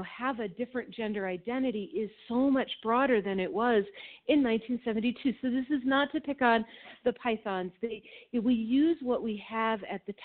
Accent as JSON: {"language": "English", "region": "Minnesota", "country": "United States", "tie": "born or raised there", "said": "I grew up in Minnesota"}